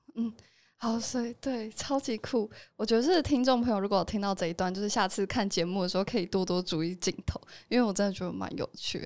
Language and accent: Chinese; Taoyuan, Taiwan; 我老家在桃园